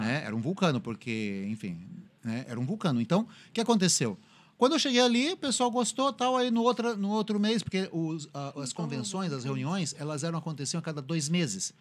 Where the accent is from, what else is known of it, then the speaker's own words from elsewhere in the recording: São Paulo, Brazil; moved away; eu sou originário de São Paulo